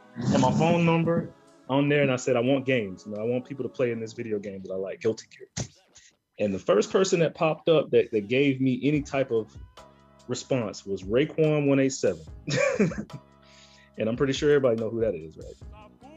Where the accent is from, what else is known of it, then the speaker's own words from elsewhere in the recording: Birmingham, Alabama, United States; I'm from Birmingham, you know, I'm from Bama